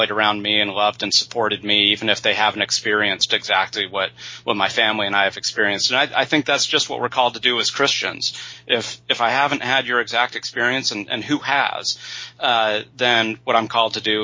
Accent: Utah, United States; moved away as an adult; also born or lived in Indiana / California; Born and raised in Utah

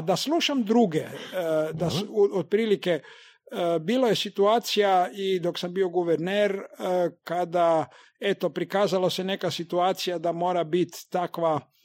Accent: Zagreb, City of Zagreb, Croatia; Zato jer, prvom redu je to moj rodni grad

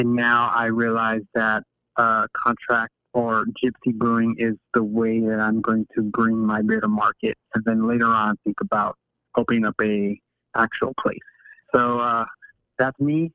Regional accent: Los Angeles, California, United States; born and raised in Boyle Heights

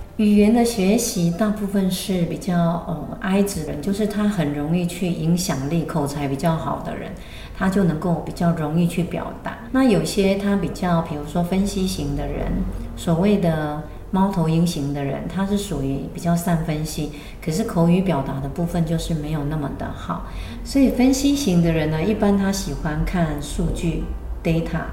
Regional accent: Taiwan; moved away; also born or lived in United States; 我们台湾人呢，非常擅长写跟文法

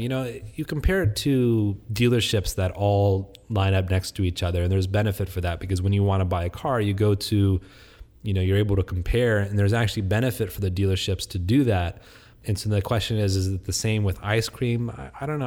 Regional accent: Vandalia, Ohio, United States; also born or lived in Texas; now in Houston, United States; I grew up in Vandalia, Ohio

